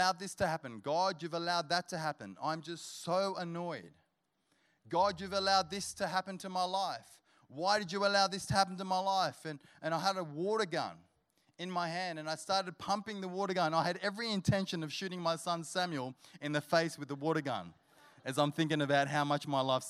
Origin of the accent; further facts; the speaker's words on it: Sydney, New South Wales, Australia; now in Canberra, Australia; he lived in King's Cross, and that's where we grew up in Sydney